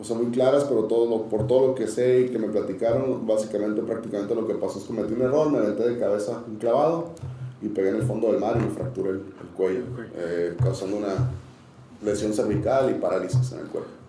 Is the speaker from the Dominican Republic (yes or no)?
no; Tijuana, Baja California, Mexico; also born or lived in San Diego; Yo crecí, soy de San Diego, pero crecí en Tijuana, soy tijuanense, más que, más que sandiguino